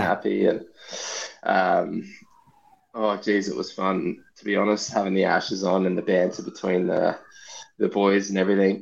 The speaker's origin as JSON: {"language": "English", "country": "Australia", "said": "a Australian cricketer"}